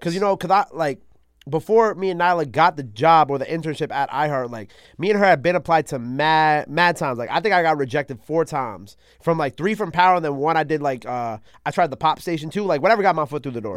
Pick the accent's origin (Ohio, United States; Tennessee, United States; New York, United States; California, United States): New York, United States; New York City; also born or lived in Long Island; I was born in Queens